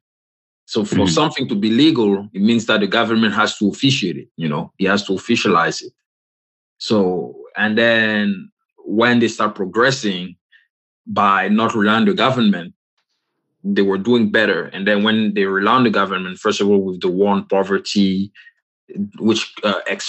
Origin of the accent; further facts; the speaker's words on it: Côte d’Ivoire; moved away; I'm from the Republic of Cote d'Ivoire